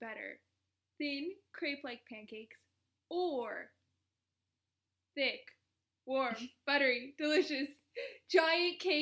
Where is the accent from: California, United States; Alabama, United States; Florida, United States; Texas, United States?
California, United States; Orange County; also born or lived in Phoenix; I was born and raised in Orange County